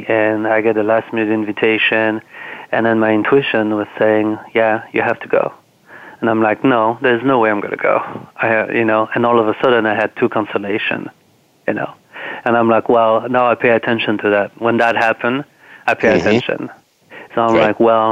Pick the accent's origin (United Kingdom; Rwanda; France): France; now in Washington, D.C., United States; I'm from France